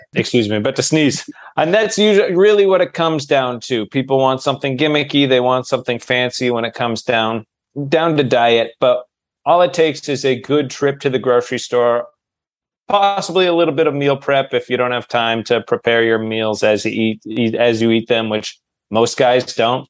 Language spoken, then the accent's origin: English; Manchester, New Hampshire, United States; moved away as an adult; now in Los Angeles, United States; I live in Los Angeles. I'm originally from Manchester, New Hampshire, home of Adam Sandler, but I've been in LA for about 15 years.